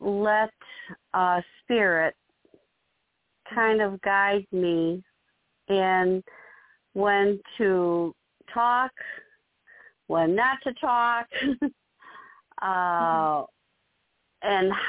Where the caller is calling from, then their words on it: Illinois, United States; I'm calling from Illinois.